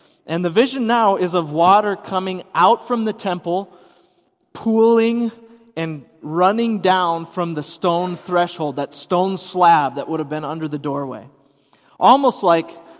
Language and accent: English; Hudson, Wisconsin, United States; I grew up in Hudson, Wisconsin